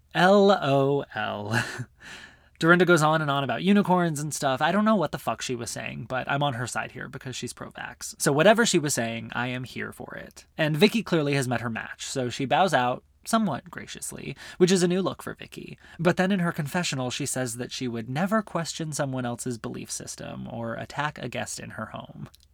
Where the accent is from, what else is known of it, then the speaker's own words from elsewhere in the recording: Arizona, United States; growing up in Arizona